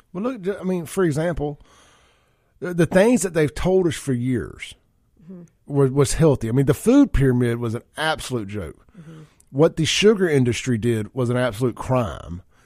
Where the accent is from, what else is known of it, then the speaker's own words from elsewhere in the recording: Byram, United States; growing up in Byram